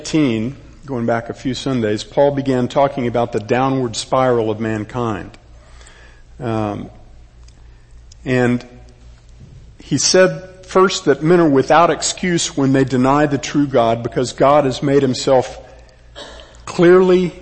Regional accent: Texas, United States; I am a Texan, third generation

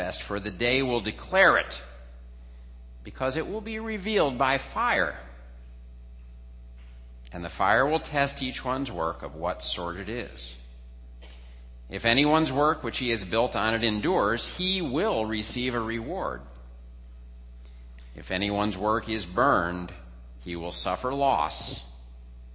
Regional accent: New Jersey, United States; where I grew up in New Jersey

